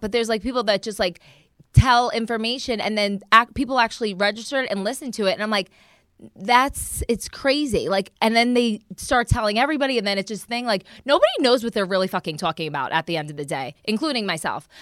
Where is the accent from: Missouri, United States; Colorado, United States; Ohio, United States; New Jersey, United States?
New Jersey, United States; moved away; also born or lived in Florida; I'm from Jersey